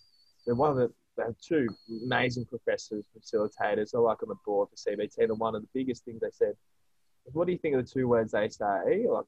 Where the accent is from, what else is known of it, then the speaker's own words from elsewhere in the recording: Australia; Being an Australian